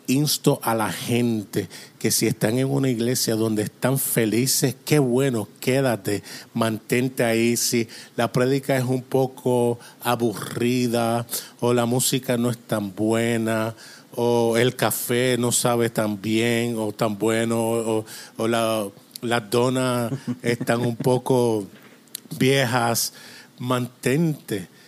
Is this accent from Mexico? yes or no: no; Toronto, Ontario, Canada; Spanish is a second language; also born or lived in Springfield, Missouri; now in Atlantic Canada, Canada; yo soy de Canadá okay. y vivo en Canadá, así que nací en Toronto, pero ahora vivo en el lado este, en la costa este